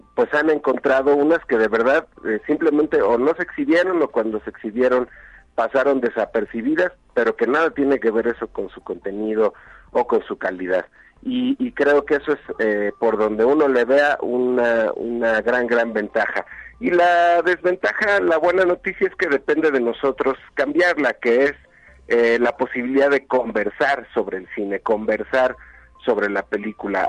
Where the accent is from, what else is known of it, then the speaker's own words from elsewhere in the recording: Mexico; reconocernos como mexicanas y mexicanos